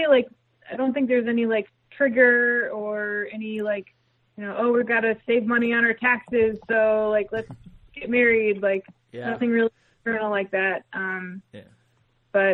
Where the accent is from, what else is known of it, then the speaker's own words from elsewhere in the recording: Duluth, Minnesota, United States; moved away; we're getting married in Duluth, Minnesota, which is my hometown